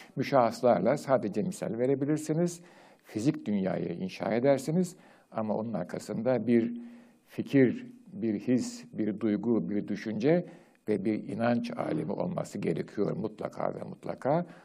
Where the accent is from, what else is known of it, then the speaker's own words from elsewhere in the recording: Turkey; Türkiye'de doğdum, büyüdüm, yaşadım